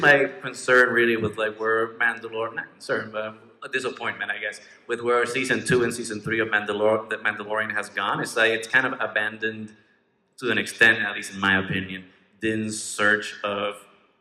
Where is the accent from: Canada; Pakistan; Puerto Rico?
Puerto Rico; English is a second language; now in Chicago, United States; I was born in Puerto Rico, but right now I live in Chicago